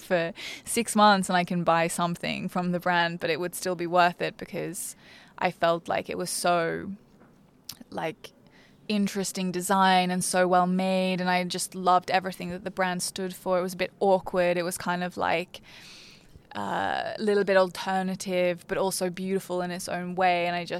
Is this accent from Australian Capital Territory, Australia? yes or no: no; Brisbane, Queensland, Australia; I grew up in Brisbane. I went to a state school in Brisbane.